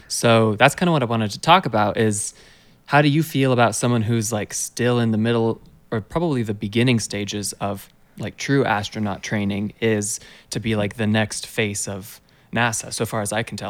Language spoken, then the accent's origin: English; United States; as an American